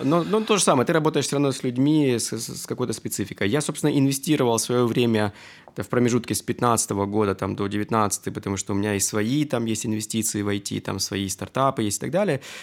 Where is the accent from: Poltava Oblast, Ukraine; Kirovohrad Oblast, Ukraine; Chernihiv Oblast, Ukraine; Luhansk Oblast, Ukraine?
Luhansk Oblast, Ukraine; Luhansk; moved away as an adult; also born or lived in Armenia (ancestry); now in Kyiv, Ukraine; Я действительно армянин. Сознательную жизнь я все же в Украине Э, я здесь закончил э, среднюю школу, поступил